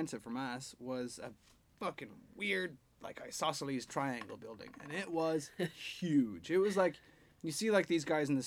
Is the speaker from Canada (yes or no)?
no; Ireland; I would miss the community feeling that growing up in Ireland and going to church every Sunday kind of had.